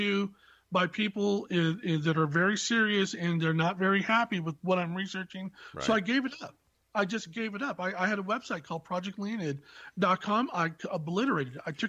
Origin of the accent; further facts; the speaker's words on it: Silicon Valley, California, United States; I was born in the Silicon Valley